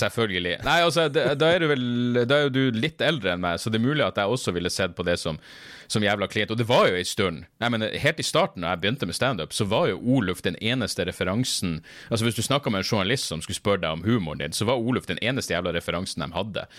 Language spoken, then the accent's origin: Norwegian; Narvik, Nordland, Norway; accent: Northern Norwegian; now in Oslo, Norway; jeg kom meg bort fra Narvik